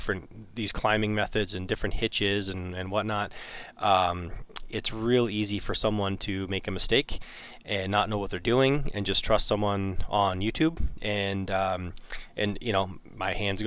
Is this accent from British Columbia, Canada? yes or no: no; north of Toronto, Ontario, Canada; I grew up north of Toronto